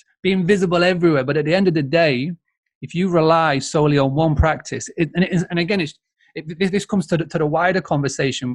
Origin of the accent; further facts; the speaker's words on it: Yorkshire and the Humber, United Kingdom; I'm a Yorkshireman